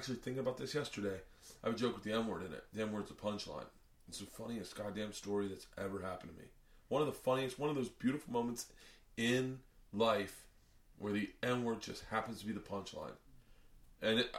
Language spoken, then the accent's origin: English; the South, United States; moved away; also born or lived in New York; growing up in the South